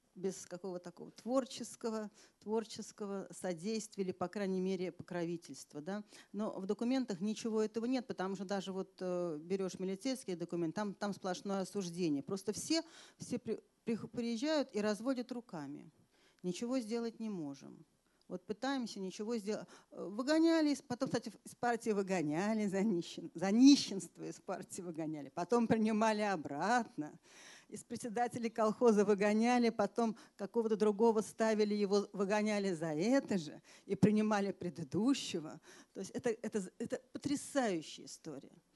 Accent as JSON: {"language": "Russian", "region": "Moscow", "country": "Russia"}